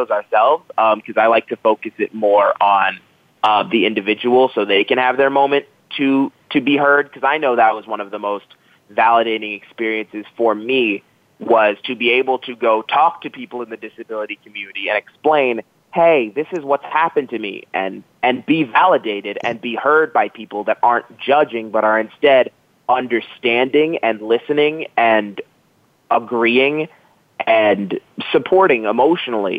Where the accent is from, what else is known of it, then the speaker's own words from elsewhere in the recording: Jacksonville, Florida, United States; moved away as an adult; now in State College, United States; I'm from Jacksonville, Florida, which is colloquially called South Georgia